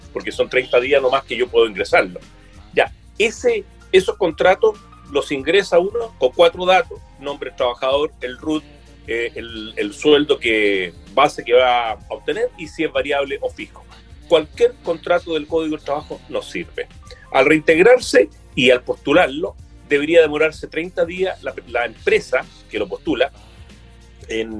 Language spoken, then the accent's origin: Spanish; Quillota, Valparaíso, Chile; yo soy quillotán, ¿ya? Y, la verdad es que, bueno, he vivido, estudié aquí en Quillota, después en Valparaíso, pero quiero mucho mi tierra